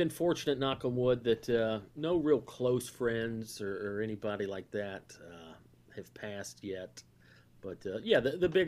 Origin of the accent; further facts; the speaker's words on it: the South, United States; I mean, that's growing up in the South. That that's one of the things that was frustrating. Like, I love my family and I love Southern culture